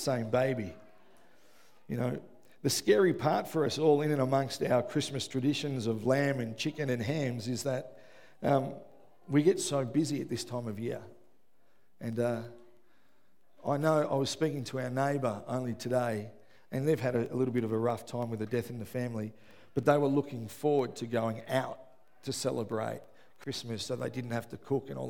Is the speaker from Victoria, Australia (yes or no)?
yes; Melbourne, Victoria, Australia; I grew up in West Footscray.